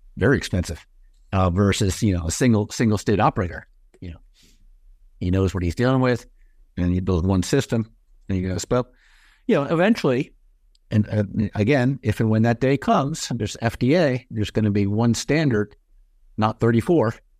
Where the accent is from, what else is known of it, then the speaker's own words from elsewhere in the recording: California, United States; my home state